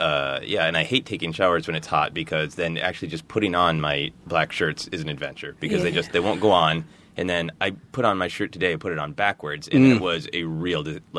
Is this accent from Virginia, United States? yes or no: no; Minnesota, United States; moved away as an adult; now in Los Angeles, United States; I've only been in Los Angeles for a year and a half. I'm from Minnesota.